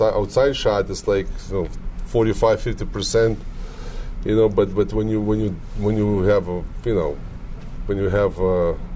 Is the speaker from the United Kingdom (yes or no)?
no; Lithuania; English is a second language; moved away as an adult; I'm from Lithuania. Later on, you know, I said I'm Lithuanian.